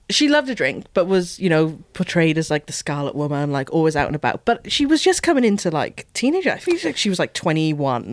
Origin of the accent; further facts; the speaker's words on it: Wales, United Kingdom; Being Welsh